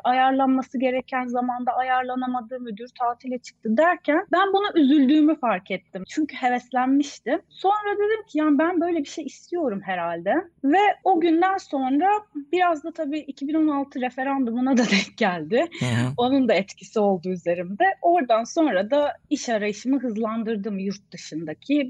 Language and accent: Turkish; Ankara, Turkey; moved away as an adult; also born or lived in Istanbul, Turkey; now in Sweden; Ankaralıyım. Hayatımın 25 senesini Ankara'da geçirdim